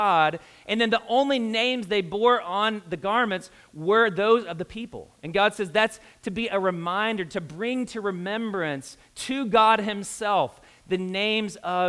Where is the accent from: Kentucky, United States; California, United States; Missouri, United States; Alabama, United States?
Kentucky, United States; now in Indianapolis, United States; I'm a redneck from Kentucky